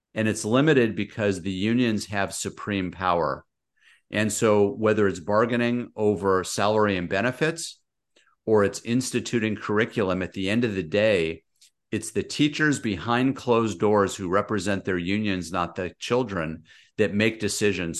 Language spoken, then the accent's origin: English; Los Angeles, California, United States; moved away as an adult; now in Orange County, United States; I grew up out in San Fernando Valley, moved further south, U S C, U C Irvine. Now I'm in Orange County.